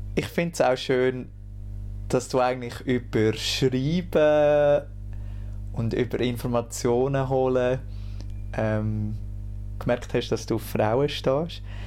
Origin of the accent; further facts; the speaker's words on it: near Lucerne, Schwyz, Switzerland; ich bin im Kanton Schweiz aufgewachsen, also nicht so weit weg von Luzern